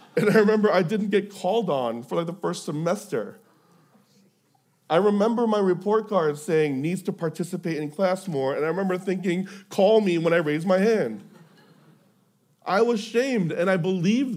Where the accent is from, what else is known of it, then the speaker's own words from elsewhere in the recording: Houston, Texas, United States; I'm from Houston